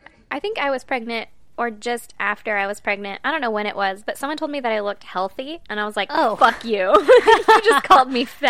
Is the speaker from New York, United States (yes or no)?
no; California, United States; I realize that I have every other idiosyncrasy or whatever from California, but I hate the Cali thing.